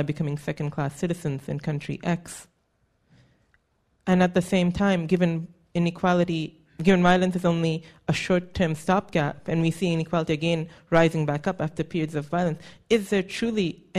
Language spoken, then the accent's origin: English; United States; I'm from America